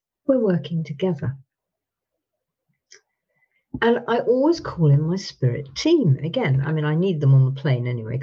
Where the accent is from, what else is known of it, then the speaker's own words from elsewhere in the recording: England, United Kingdom; I'm from Britain.